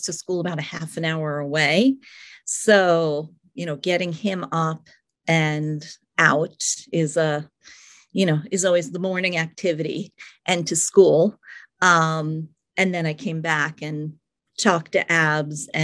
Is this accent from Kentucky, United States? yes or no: no; Long Island, New York, United States; moved away as an adult; now in Columbus, United States; I'm a New York City girl. I grew up on Long Island and lived in New York City for many, many years